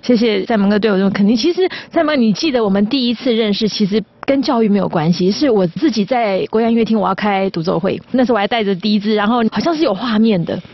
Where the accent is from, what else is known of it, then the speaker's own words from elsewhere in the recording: Taiwan; 我觉得说身为一个台湾人，我一定是用我熟悉的古典音乐的这个语汇，然后要把台湾的景象带出去